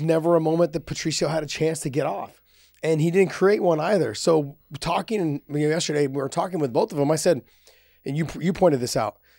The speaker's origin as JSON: {"language": "English", "town": "San Jose", "region": "California", "country": "United States", "tie": "born or raised there", "said": "San Jose, SAP, California. My hometown. I've fought in that arena many of times."}